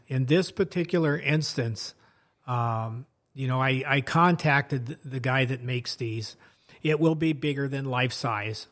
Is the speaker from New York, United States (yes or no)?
no; Washington, United States; moved away as an adult; also born or lived in Marshall County, Minnesota; I grew up out in Washington State